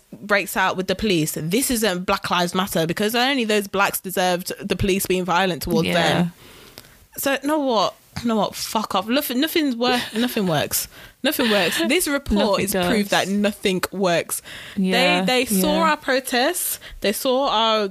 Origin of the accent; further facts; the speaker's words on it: United Kingdom; I was born here